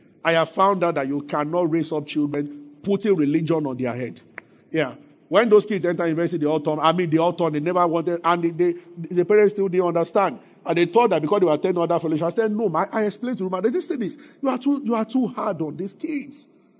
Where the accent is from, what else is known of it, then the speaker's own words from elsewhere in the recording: Abeokuta, Ogun State, Nigeria; Because growing up in Abeokuta, my parents never.